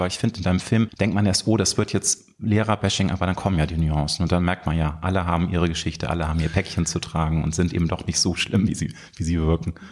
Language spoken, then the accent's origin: German; Hamburg, Germany; in meiner Heimatstadt Hamburg